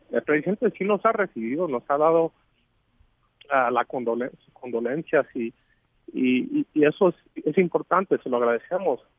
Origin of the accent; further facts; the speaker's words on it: Mexico; nosotros como mexicanos